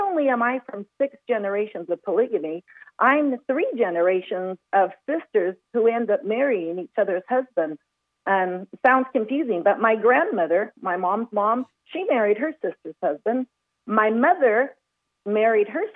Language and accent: English; Chihuahua, Mexico; moved away as an adult; also born or lived in Anchorage, Alaska; I was born and raised in Chihuahua, Mexico.